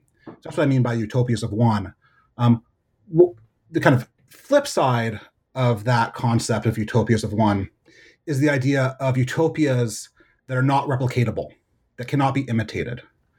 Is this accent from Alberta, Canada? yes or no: no; Hamilton, Ontario, Canada; moved away as an adult; also born or lived in Montreal, Canada; now in United States; So I grew up in Hamilton, Ontario, and I went to college at McGill in Montreal. And I moved to the United States to do my graduate work at the University of Chicago.